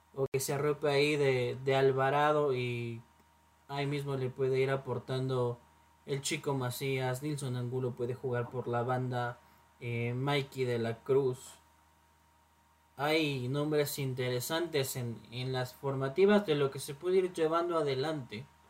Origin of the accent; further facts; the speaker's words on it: Ecuador; como somos el país de Manuelito